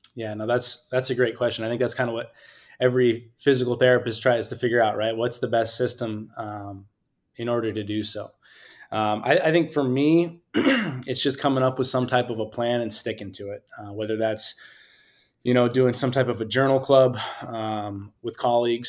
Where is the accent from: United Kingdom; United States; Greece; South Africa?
United States; Scotts Valley, California; also born or lived in Utah / Pomona, California; I'm originally from Santa Cruz County, a small town called Scotts Valley